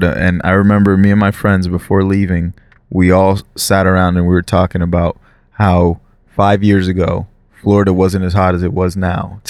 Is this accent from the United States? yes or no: no; Brazil; moved away; I'm from Brazil.